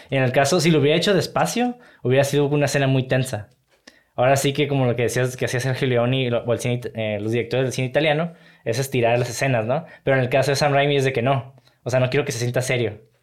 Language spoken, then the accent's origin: Spanish; Mexico; Como mexicano, siempre cuando.